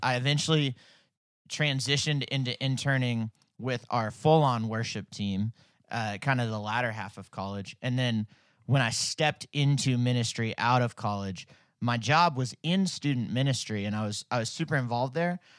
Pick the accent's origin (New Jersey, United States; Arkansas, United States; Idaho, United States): Arkansas, United States; Fayetteville; I grew up in Fayetteville. We moved here when I was two